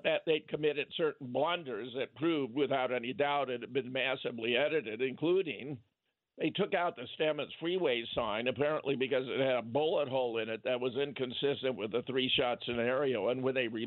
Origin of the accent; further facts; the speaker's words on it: Pasadena, California, United States; I was born in Pasadena